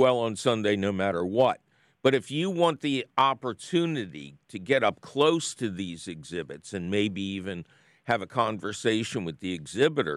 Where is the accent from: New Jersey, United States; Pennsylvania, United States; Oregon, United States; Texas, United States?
Pennsylvania, United States; Philadelphia; I'm a Philadelphian